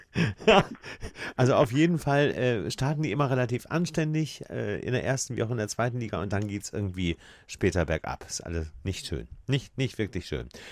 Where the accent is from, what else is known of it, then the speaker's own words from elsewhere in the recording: Hamburg, Germany; als Hamburger